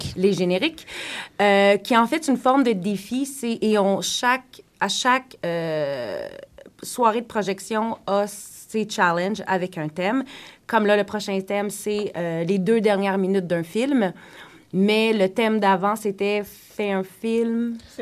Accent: Quebec, Canada; first language French; now in Toronto, Canada; je viens du Québec, je suis francophone

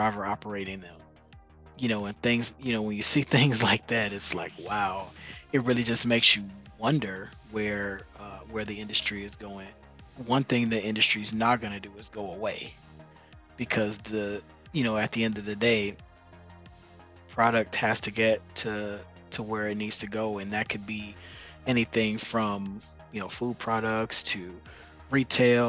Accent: Chicago, Illinois, United States; moved away as an adult; now in Phoenix, United States; I'm born and raised in Chicago.

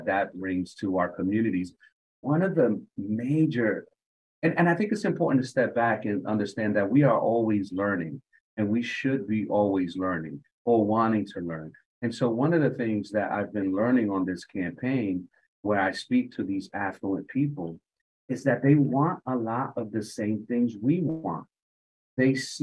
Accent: Hartford, Connecticut, United States; born or raised there

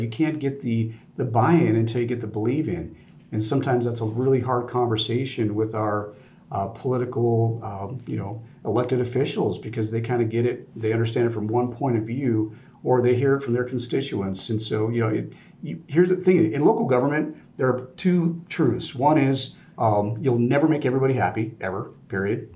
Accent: Colorado, United States; growing up in Colorado, uh, Air Force Academy right down the road

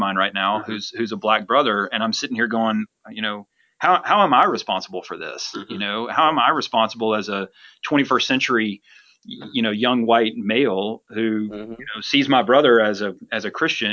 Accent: the South, United States; As a white male who grew up in the South

